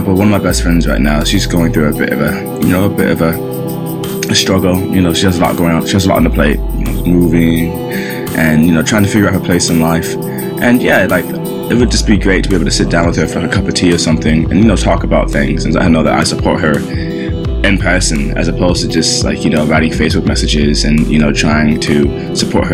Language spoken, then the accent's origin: English; Orlando, Florida, United States; moved away as an adult; my hometown of Orlando